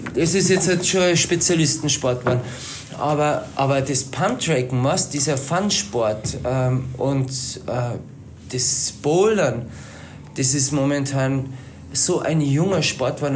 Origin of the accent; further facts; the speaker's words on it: Palling, Bavaria, Germany; now in Berchtesgaden, Germany; also sprich im Chiemgau, äh, dort wo ich herkomme, in Palling